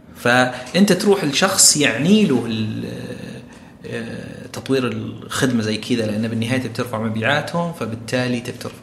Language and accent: Arabic; Saudi Arabia; كثير عندنا بالسعوديه